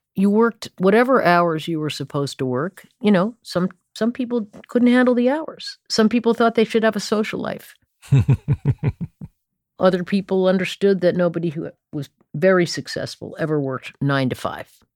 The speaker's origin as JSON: {"language": "English", "town": "Stamford", "region": "Connecticut", "country": "United States", "tie": "born or raised there", "said": "I came of age, uh, musical age, I suppose, in Stamford, Connecticut"}